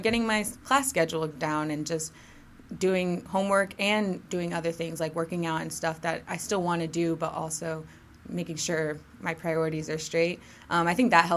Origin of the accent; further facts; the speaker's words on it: Grayson, Georgia, United States; I'm from Grayson. That's in Gwinnett County. That's where I grew up